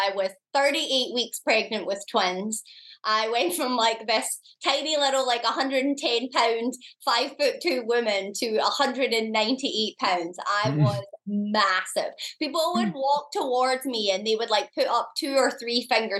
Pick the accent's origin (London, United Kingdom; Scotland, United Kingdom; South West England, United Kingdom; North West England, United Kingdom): Scotland, United Kingdom; moved away as an adult; now in United States; I'm from Scotland. I'd moved to the US.